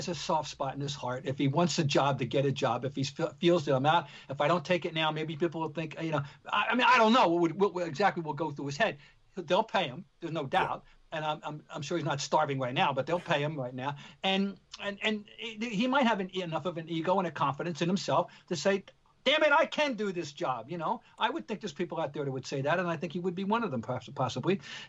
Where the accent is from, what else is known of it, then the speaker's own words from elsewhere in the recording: New York, United States; You and I grew up in New York, the Garden, the Mecca, basketball, blah, blah, blah.